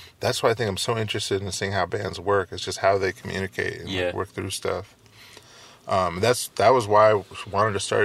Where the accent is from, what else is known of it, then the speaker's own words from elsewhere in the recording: Redwood City, California, United States; I grew up in Redwood City, like on the peninsula